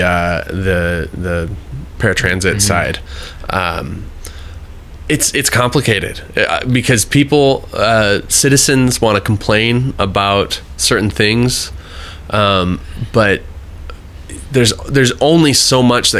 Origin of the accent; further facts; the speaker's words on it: Sun Prairie, Wisconsin, United States; I grew up in Sun Prairie